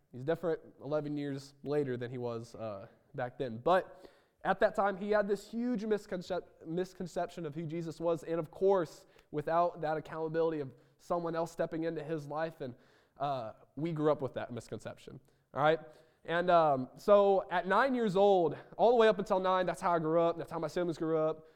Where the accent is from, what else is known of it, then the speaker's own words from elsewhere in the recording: Roseville, Illinois, United States; moved away; I was born in Roseville, Illinois